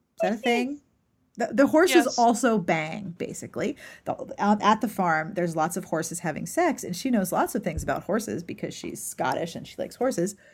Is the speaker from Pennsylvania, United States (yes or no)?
yes; Pittsburgh, Pennsylvania, United States; I grew up in Pittsburgh